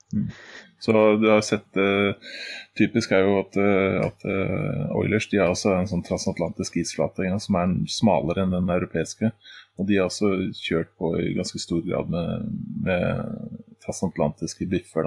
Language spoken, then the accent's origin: Norwegian; Oslo, Norway; jeg er jo fra den delen av uh, Oslo som Fred og Santos gjerne bruker som eksempel